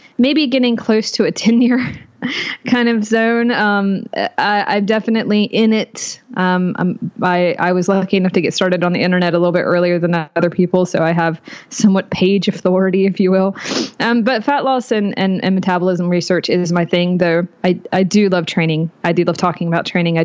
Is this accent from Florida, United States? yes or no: no; North Carolina, United States; I am out of North Carolina. I was born in North Carolina. I'm still here